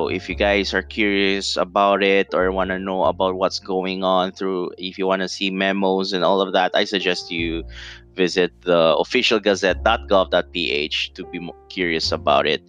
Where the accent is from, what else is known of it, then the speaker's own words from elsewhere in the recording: Davao City, Davao Region, Philippines; I'm from Davao City, southeast Mindanao, or southeast part of the Philippines